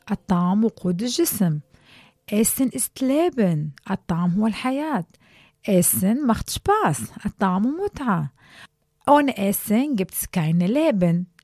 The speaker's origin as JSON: {"language": "German", "country": "Pakistan", "second_language": "German", "lives_now": "Germany", "said": "ich komme aus Pakistan."}